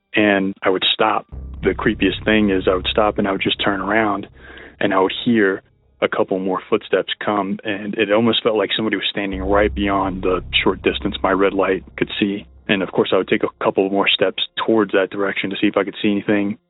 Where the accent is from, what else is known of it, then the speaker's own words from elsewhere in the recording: Texas, United States; now in Boulder, United States; I'm from Texas. I'm currently residing in Colorado in the Boulder area.